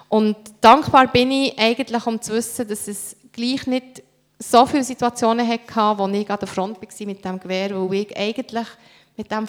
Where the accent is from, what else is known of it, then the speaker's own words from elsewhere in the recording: Beirut, Beirut Governorate, Lebanon; ich bin in den Slums von Beirut aufgewachsen und aus unserem Quartier, wir sind 19 Jahre später, bin ich mit meinem Mann äh, in Libanon gegangen, habe ihm gezeigt, wo wir wohnen